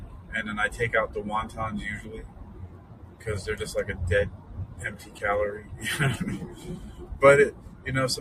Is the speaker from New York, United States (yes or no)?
yes; New York City, New York, United States; now in Hampton Roads, United States; I grew up in South Bronx